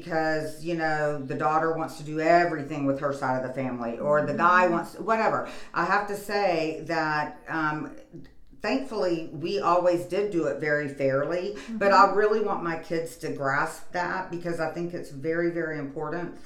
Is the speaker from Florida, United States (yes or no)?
yes; Florida, United States; we're from Florida